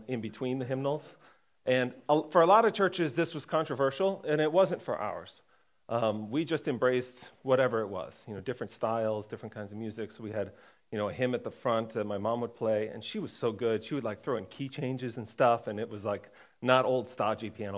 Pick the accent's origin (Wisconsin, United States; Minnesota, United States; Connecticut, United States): Connecticut, United States; I was born in Connecticut